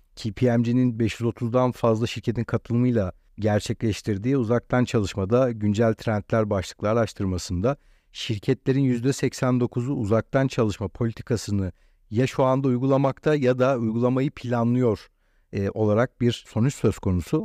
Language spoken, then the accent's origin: Turkish; Istanbul, Turkey; ben burada doğduğum, burada büyüdüğüm için